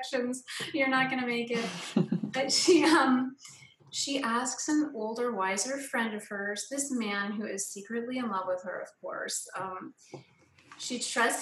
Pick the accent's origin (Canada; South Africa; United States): Canada; moved away; I'm from Canada originally